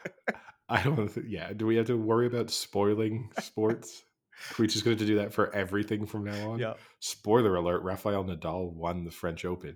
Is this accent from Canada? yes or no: no; United Kingdom; accent: English; I'm British. And particularly Americans sometimes listen to my accent and think it sounds super English